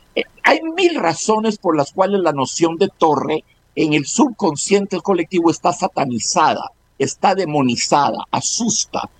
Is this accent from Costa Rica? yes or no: yes; Costa Rica